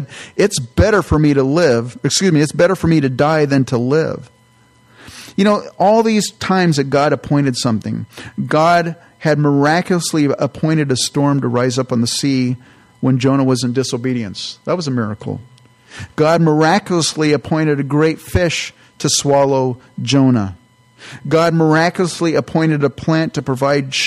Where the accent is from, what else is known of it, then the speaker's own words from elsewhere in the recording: California, United States; I grew up in California